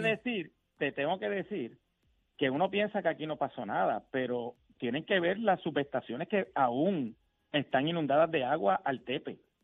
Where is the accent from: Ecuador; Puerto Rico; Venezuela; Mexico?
Puerto Rico; como puertorriqueños